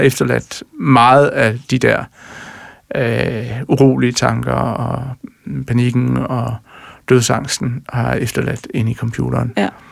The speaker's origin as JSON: {"language": "Danish", "region": "Jutland", "country": "Denmark", "said": "Jeg er jo jyde og træmand"}